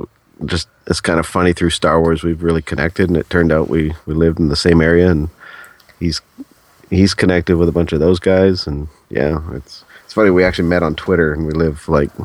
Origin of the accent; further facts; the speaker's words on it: Thunder Bay, Ontario, Canada; also born or lived in British Columbia; now in Vancouver area, Canada; I grew up in Thunder Bay, Ontario.